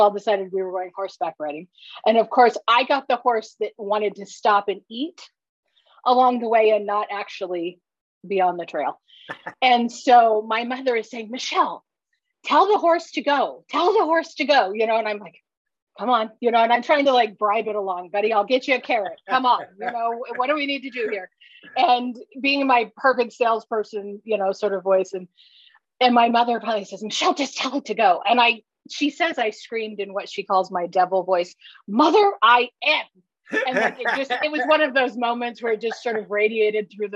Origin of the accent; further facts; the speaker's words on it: Decatur, Illinois, United States; also born or lived in Indianapolis, Indiana / Fort Wayne, Indiana; now in Westfield, United States; I grew up in Decatur, Illinois.